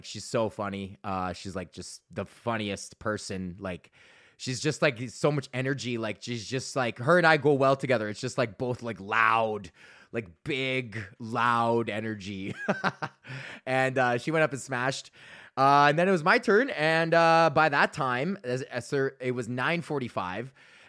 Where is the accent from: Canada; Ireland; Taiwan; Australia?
Canada; Alberta; But then I mentioned that I'm from Alberta, obviously